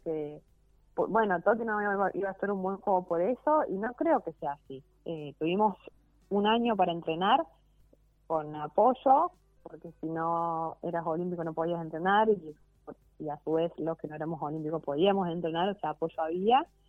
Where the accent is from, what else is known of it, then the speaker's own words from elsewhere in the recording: Argentina; somos argentinos